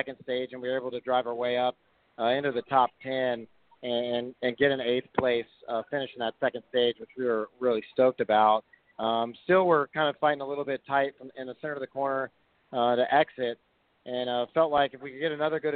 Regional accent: Houston, Texas, United States; I grew up in Texas and South Texas and Houston

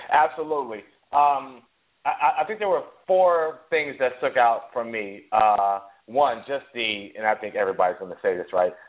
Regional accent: Ohio, United States; I am from Ohio.

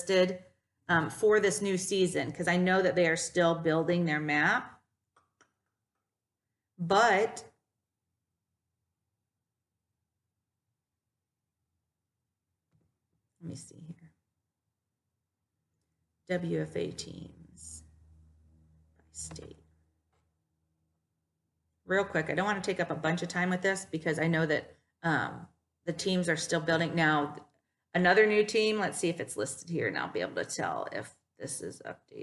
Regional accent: Toledo, Ohio, United States; I'm from Toledo, Ohio, so sometimes a little bit of accent comes through, but not all the time.

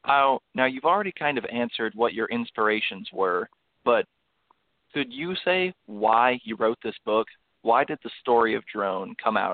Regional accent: Kentucky, United States; I'm an author from Kentucky, and I'm also a student at Center College.

